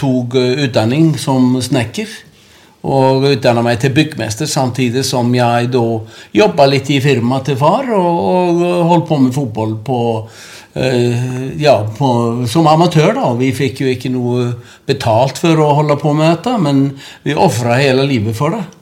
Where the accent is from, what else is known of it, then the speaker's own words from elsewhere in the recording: Akranes, Western Region, Iceland; Norwegian is a second language; moved away as an adult; also born or lived in Norway; Det er moderklubben min, og det er der jeg vokste opp